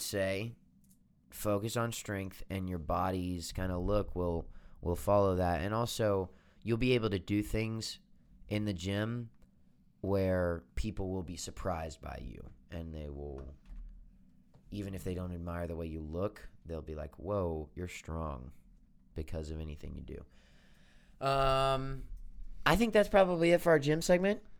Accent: Birmingham, Alabama, United States; moved away as an adult; now in Nashville, United States; I am, uh, from Birmingham, Alabama. That's my hometown.

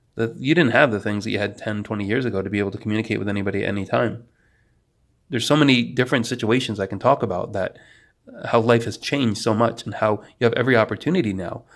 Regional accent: New York, United States; moved away as an adult; also born or lived in Poland; now in North Carolina, United States; I was raised by a family from New Jersey and lived in the middle of the boonies up in New York for most of my life.

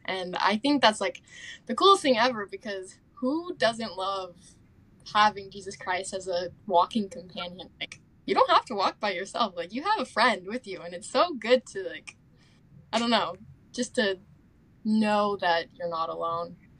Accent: Tooele, Utah, United States; moved away as an adult; also born or lived in Spokane, Washington; now in Rexburg, United States; I'm from Tooele, Utah

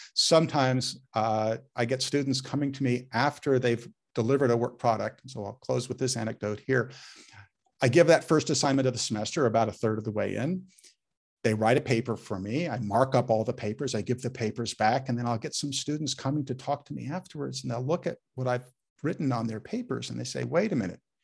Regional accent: Menlo Park, California, United States; I grew up in Menlo Park

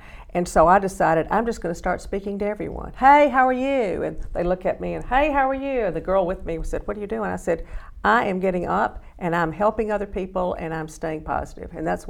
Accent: Alabama, United States; accent: Southern; I come from Alabama, not with a banjo on my knee, but with a lot of Southern knowledge and Southern-ness

